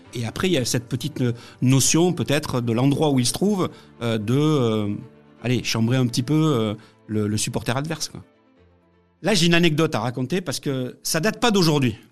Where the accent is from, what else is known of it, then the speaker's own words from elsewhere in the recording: Montauban, Occitania, France; je suis originaire de, de Midi-Pyrénées, je continue à l'appeler Midi-Pyrénées, mais euh, natif de Montauban euh, dans le Tarn-et-Garonne, le 82